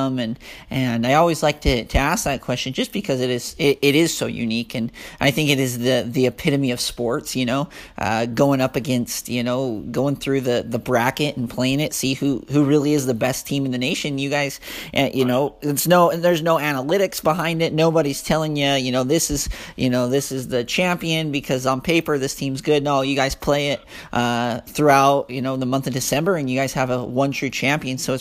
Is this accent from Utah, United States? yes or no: yes; Southern Utah, United States; I'm from Southern Utah